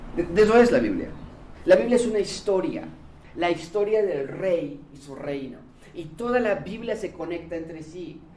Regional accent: Mexico; los mexicanos leemos 3.4 libros al año

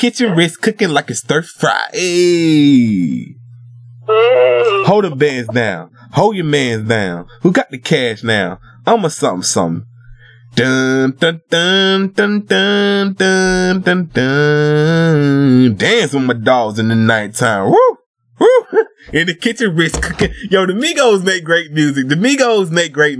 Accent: the South, United States; I'm Southern. Because I'm from the South

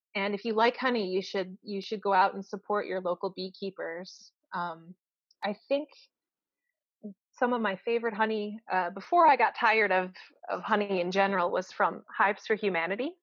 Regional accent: United States; moved away as an adult; now in Canada; I'm from the United States

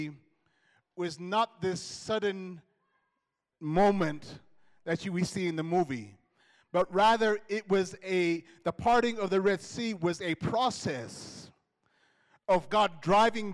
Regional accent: United States; moved away; growing up in the States

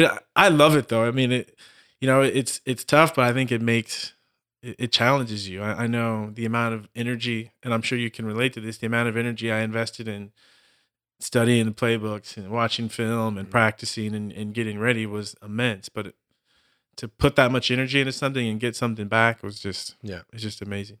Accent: Southern California, United States; moved away as an adult; also born or lived in Austin, Texas; I'm this kid from Southern California

